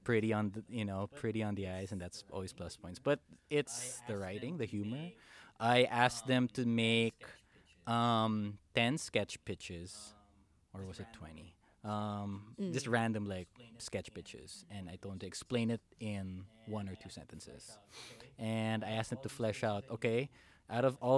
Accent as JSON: {"language": "English", "country": "Philippines", "moved": "yes", "said": "I'm Filipino"}